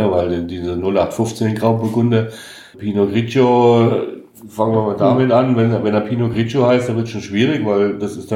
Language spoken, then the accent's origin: German; Hesse, Germany; Also, ich als Hesse würde sagen